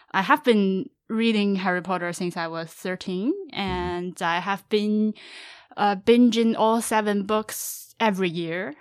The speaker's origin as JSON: {"language": "English", "country": "China", "tie": "born or raised there", "also_born_or_lived": "Canada", "second_language": "English", "moved": "yes", "said": "growing up in China"}